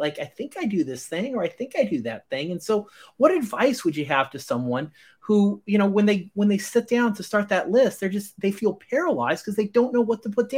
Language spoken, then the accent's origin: English; Scotland, United Kingdom; as a Scotsman without the accent, I'm very happy to hear that.